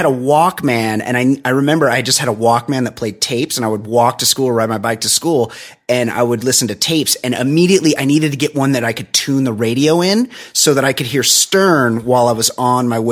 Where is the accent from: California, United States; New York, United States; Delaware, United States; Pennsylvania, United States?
California, United States; Southern; I'm from Southern California